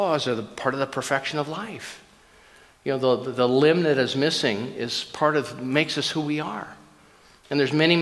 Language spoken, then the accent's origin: English; Minnesota, United States; I grew up in Minnesota, and I was a kid in Minnesota, and I remember the trucks, and my dad had a little family grocery store